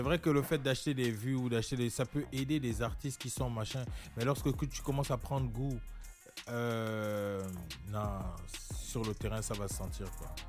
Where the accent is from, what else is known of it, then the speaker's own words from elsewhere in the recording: Amiens, Hauts-de-France, France; also born or lived in Gabon / Brest; j'ai grandi à Amiens, euh, en Picardie